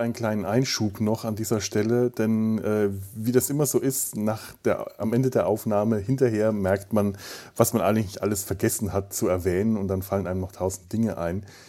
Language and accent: German; Southern Germany, Germany; moved away; ich komme aus Süddeutschland